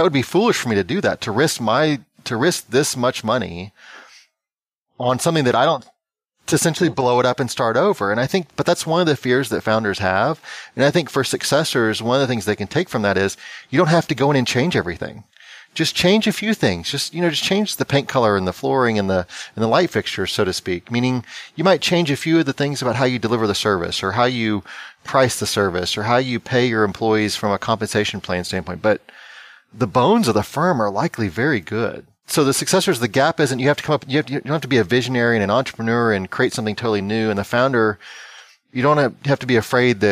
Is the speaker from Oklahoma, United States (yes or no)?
no; Texas, United States; there's a show that's filmed in my home state called Fixer Upper